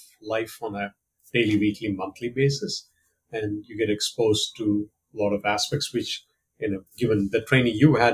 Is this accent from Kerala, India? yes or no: yes; Kerala, India; moved away as an adult; also born or lived in Tiruchirappalli, India / Kolkata, India; now in United States; I was born and raised in India. I'm originally from the southern Indian state of Kerala, which is where my family is from